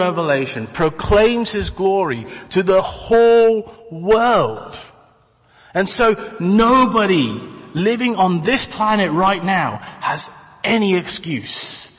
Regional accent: Taiwan; And, you know, for me, I come from Taiwan.

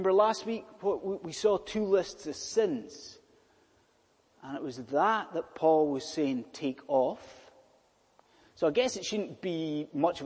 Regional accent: United Kingdom; being British

